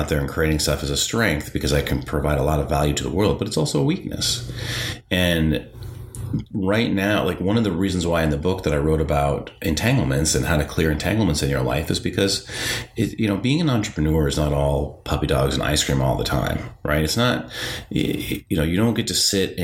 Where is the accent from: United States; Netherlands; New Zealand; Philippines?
United States; North Dakota; growing up in the Midwest, like growing up in North Dakota